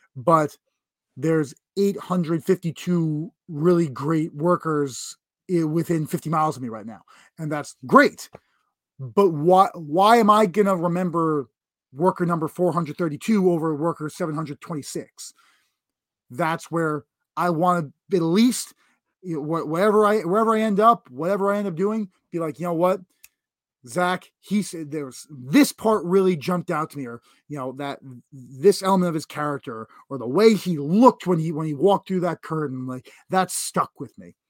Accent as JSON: {"language": "English", "region": "New York", "country": "United States", "said": "being a New Yorker specifically"}